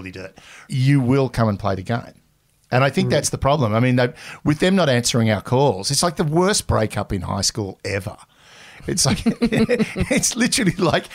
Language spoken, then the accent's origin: English; Australia; we're Australian